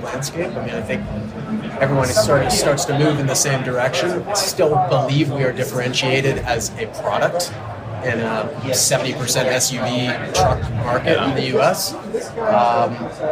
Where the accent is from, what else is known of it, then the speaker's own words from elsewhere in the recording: Canada; I'm Canadian